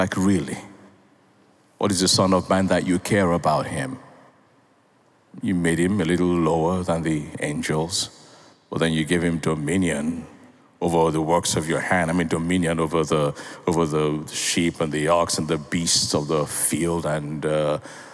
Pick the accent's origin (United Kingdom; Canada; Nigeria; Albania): Nigeria; I'm a Nigerian.